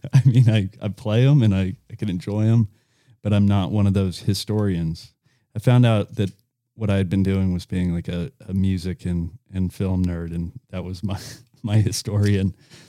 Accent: Lawrenceville, Georgia, United States; also born or lived in Camarillo, California; See, I was born in Camarillo, California, and I moved to just north of Atlanta when I was 7. And I claim to be from Lawrenceville, Georgia.

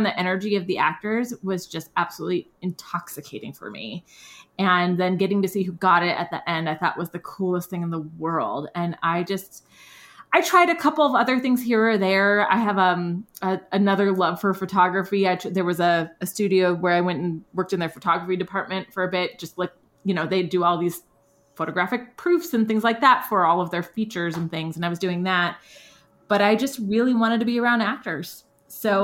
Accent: North Dakota, United States; moved away as an adult; also born or lived in Los Angeles, United States; now in Southeast, United States; I'm from North Dakota originally, and my parents are still in the Midwest

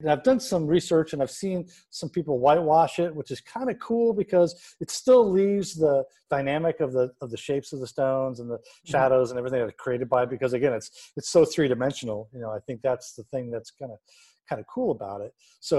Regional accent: California, United States; now in Phoenix, United States; I grew up in California, and that was like the style of the 70s in the San Fernando Valley.

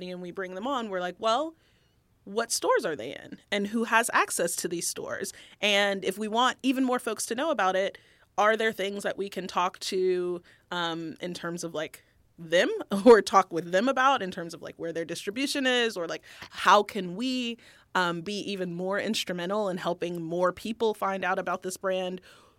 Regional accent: the South, United States; I grew up in the South by most people's standards, fairly, like, economically underprivileged, I would think.

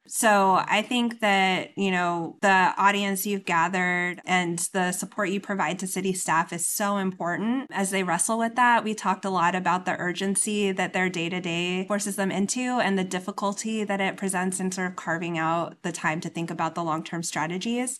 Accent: Inland Empire, California, United States; moved away; I'm from the Inland Empire

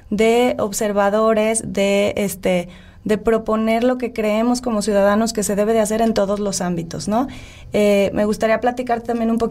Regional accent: Mexico; Porque es nuestro derecho como ciudadanos mexicanos

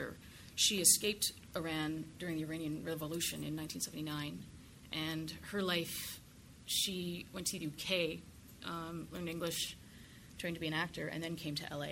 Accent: Canada; now in United States; I'm Canadian, here in America

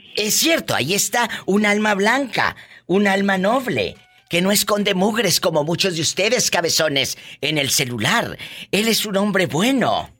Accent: Mexico; como decimos en México

